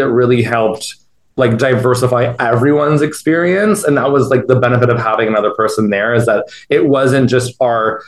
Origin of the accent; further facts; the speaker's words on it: Niagara Falls, Ontario, Canada; I'm originally from Niagara Falls, but my parents are from Italy